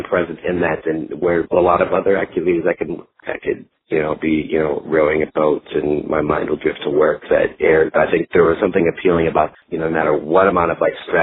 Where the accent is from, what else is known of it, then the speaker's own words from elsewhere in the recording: Minnesota, United States; now in Dallas, United States; I grew up in Minnesota and spent a lot of time in the outdoors and camping